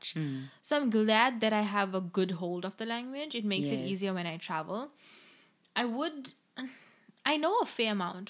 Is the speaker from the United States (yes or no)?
no; South Africa; first language English; Because it's as a South African Indian, it's very much dying down, Indian languages.